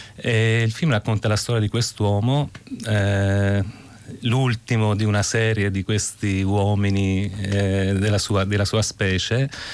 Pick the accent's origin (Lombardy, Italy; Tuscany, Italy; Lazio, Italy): Tuscany, Italy; Casentino, province of Arezzo; moved away; sono un toscano eh, della provincia d'Arezzo, vengo da un piccolo borgo spopolato